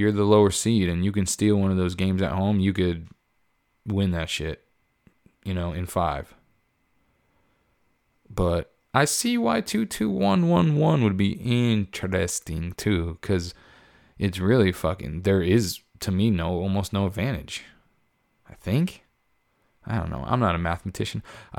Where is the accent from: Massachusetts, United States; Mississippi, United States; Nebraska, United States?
Massachusetts, United States; Boston; I'm glad I'm a Dodgers fan, but it's badass to say you're from South Boston. I'm from Southie.